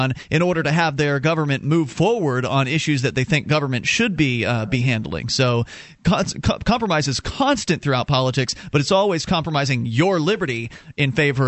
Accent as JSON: {"language": "English", "region": "Florida", "country": "United States", "lives_now": "New Hampshire, United States", "said": "It took me a while to get over the issue of being cold, because I was from Florida, and now we're in New Hampshire."}